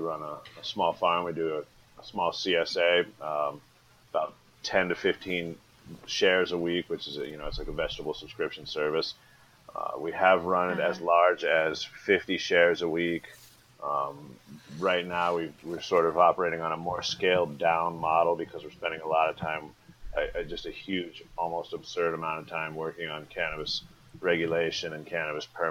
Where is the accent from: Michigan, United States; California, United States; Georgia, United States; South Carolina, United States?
California, United States; Laytonville; I live on Bell Springs Road, which is about 10 miles north of Laytonville, Give or take as the crow flies, 5, maybe 8 miles south of the Humboldt County border, northern Mendocino. My folks are old school back to the landers, so they moved out of the Bay Area. Pops bought the land in 75. They moved up in 1982. They moved up in May. I was born in September.